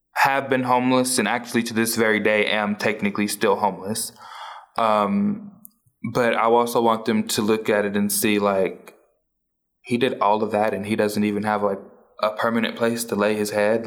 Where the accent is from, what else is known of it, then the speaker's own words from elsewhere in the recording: New Orleans, Louisiana, United States; now in Tulsa, United States; I was born and raised in New Orleans, Louisiana